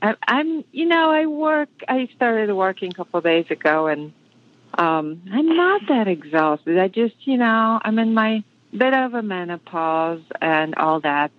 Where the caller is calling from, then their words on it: New York City, New York, United States; So I'm calling from New York, New York City.